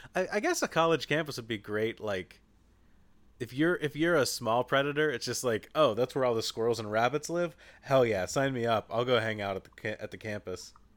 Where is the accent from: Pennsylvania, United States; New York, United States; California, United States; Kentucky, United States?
Kentucky, United States; so I grew up in Kentucky in an area where just, like, deer hit cars all the time